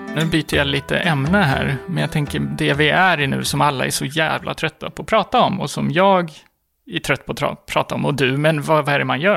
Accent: Gotland, Sweden; moved away as an adult; also born or lived in Stockholm; jag kommer från Gotland där det är ganska normalt att man kanske har en två, tre barn vid 25 års ålder

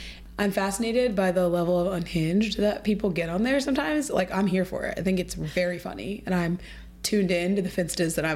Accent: Ohio, United States; now in New York, United States; I moved to New York, I'm from Ohio too

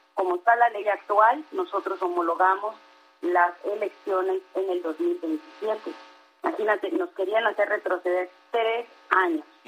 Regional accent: Quintana Roo, Mexico; no soy de Tamaulipas, soy de Quintana Roo

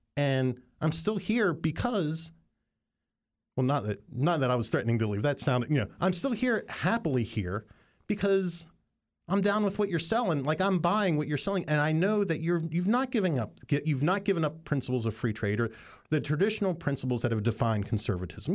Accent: Appalachia, United States; moved away; throughout Appalachia. And I grew up in it

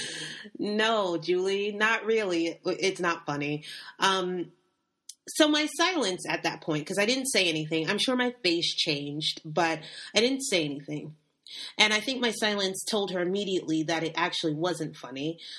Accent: United States; moved away; I am African American

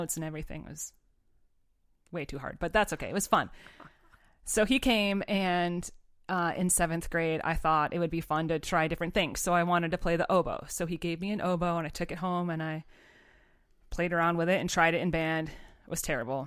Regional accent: Pittsfield, Massachusetts, United States; I grew up in Pittsfield, Massachusetts, so other side of the state

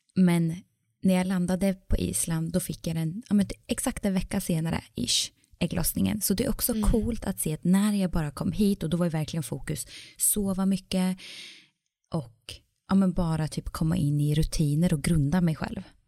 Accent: Sweden; now in Iceland; när jag var hemma i Sverige

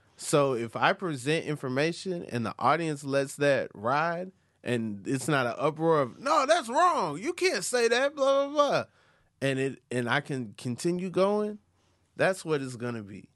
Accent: the South, United States; I'm from the South

